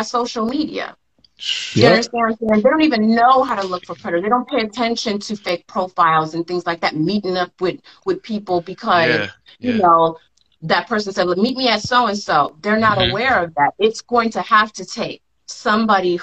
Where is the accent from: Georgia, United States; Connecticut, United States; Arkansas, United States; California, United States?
California, United States; Los Angeles; I'm from South Central